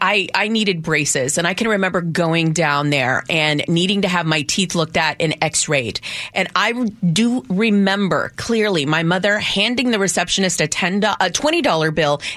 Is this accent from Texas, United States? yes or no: yes; Texas, United States; now in Seattle, United States; my family, born and raised in Texas, and we like to say that we didn't have to cross a border. A border crossed us. Yeah. So that's how we became Americans.